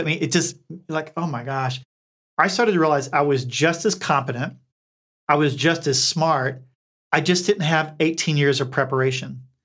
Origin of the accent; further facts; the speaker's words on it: Eastern Kentucky, United States; accent: twangy; moved away as an adult; also born or lived in Bethesda, Maryland; I grew up, for all intents and purposes, in a holler in Eastern Kentucky